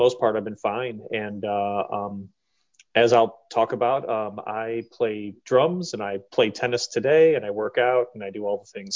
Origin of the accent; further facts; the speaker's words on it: Cleveland, Ohio, United States; I'm from Cleveland, Ohio